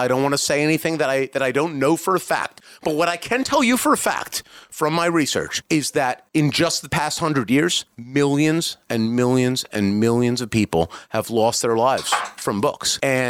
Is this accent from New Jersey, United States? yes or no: no; Iowa, United States; No. Okay. I'm not. I'm from Iowa.